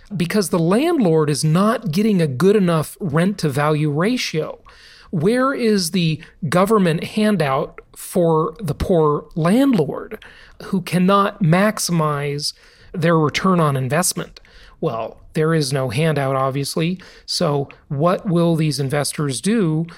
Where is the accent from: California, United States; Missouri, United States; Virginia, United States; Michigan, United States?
California, United States; moved away; My home state for the vast majority of my life, the Socialist Republic of California.